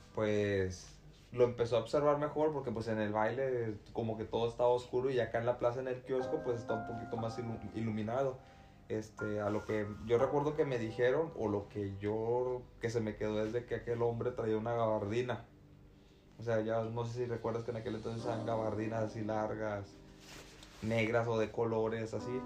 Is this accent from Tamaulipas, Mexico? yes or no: yes; Tamaulipas, Mexico; de donde yo soy, que es de Tamaulipas